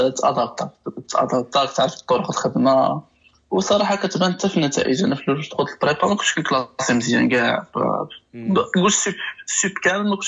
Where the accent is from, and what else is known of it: Morocco